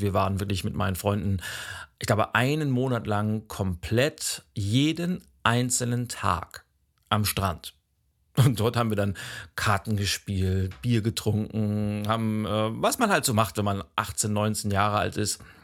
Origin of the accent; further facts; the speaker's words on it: Lübeck, Schleswig-Holstein, Germany; moved away as an adult; bin dann von meiner Heimatstadt Lübeck nach rechts Richtung Osten